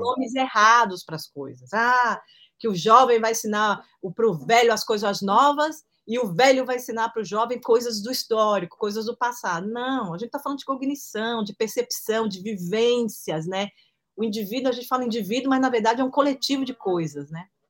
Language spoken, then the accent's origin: Portuguese; Brazil